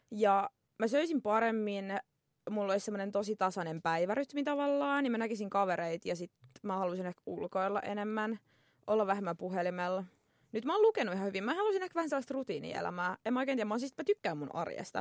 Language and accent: Finnish; Tampere, Pirkanmaa, Finland; accent: Tampere dialect; olen tamperelainen, kuuluu ehkä murteesta